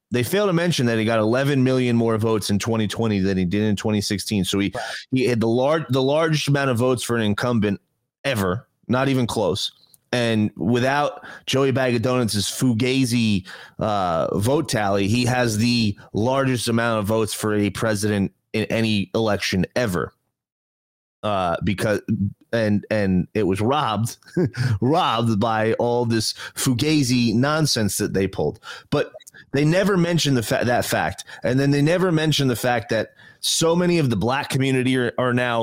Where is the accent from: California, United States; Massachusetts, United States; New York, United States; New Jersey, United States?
New Jersey, United States; I'm from New Jersey.